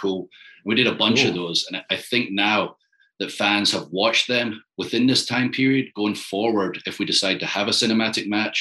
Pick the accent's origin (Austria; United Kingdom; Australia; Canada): United Kingdom; Scotland; moved away as an adult; now in Tampa, United States; I'm from Scotland